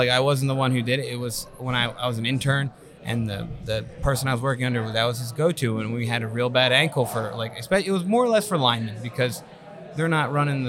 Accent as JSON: {"language": "English", "town": "Vineland", "region": "New Jersey", "country": "United States", "said": "I'm from Vineland"}